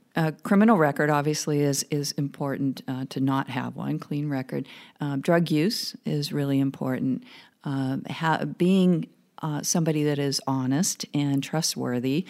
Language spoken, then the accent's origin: English; small town rural Oregon, United States; moved away; I grew up in small town rural Oregon